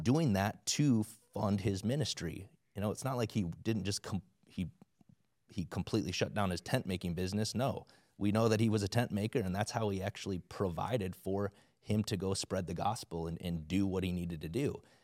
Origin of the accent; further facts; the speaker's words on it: South Dakota, United States; I grew up in South Dakota, like, everybody's you know, a Christian, supposedly